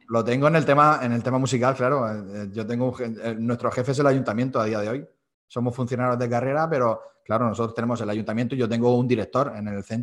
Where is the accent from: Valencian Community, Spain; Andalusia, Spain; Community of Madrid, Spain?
Valencian Community, Spain; Almoradí; soy profesor de flauta a día de hoy en el conservatorio de mi pueblo.